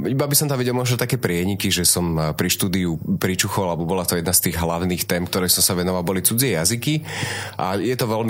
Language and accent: Slovak; Trnava, Trnava Region, Slovakia; Ja som rodený Trnavčan teda a celý život tu vlastne bývam.